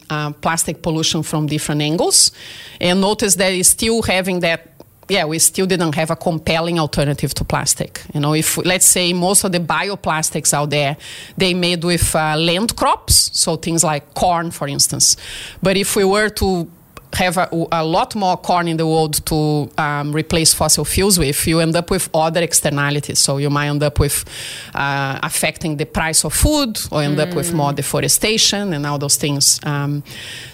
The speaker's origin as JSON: {"language": "English", "country": "Brazil", "second_language": "English", "moved": "as an adult", "lives_now": "Australia", "said": "I'm originally from Brazil and I studied oceanography in there."}